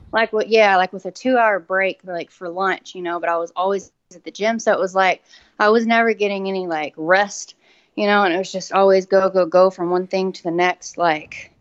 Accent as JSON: {"language": "English", "town": "Atlanta", "region": "Texas", "country": "United States", "tie": "born or raised there", "also_born_or_lived": "Shreveport, Louisiana", "accent": "country", "moved": "as an adult", "said": "I grew up in uh, Atlanta, Texas. It's like um, God, I sound a country"}